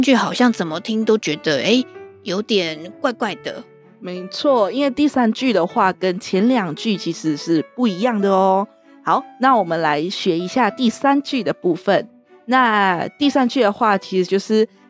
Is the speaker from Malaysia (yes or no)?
yes; Klang, Selangor, Malaysia; now in Taiwan; 我来自一个小城市，叫做巴生，它是在吉隆坡的旁边的一个小城市